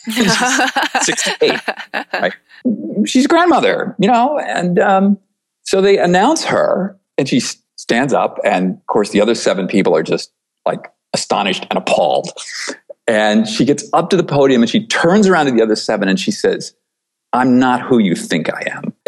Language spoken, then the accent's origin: English; rural upstate New York near Buffalo, United States; I grew up in a small farming community in rural upstate New York near Buffalo